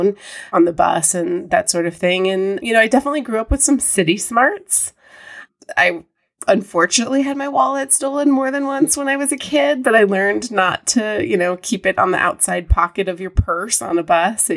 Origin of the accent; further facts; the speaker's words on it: Chicago, Illinois, United States; also born or lived in Texas / San Francisco; now in Denver, United States; I grew up in downtown Chicago, actually. I was born in Texas, but my parents moved back to Illinois, back to Chicago when I was about 2 years old